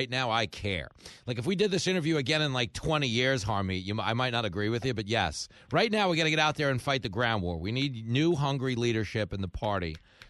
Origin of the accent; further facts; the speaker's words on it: California, United States; As a Californian, if the 49ers lose in the playoffs, do they get an extra week to count the mail-in points, or how does that work?